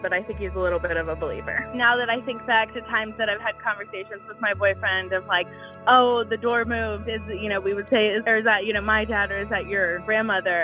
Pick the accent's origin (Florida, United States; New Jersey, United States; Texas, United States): Texas, United States; Houston; I am from Houston, Texas